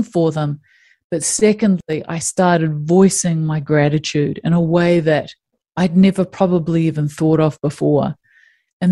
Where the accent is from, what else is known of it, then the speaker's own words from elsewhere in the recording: New Zealand; I grew up in New Zealand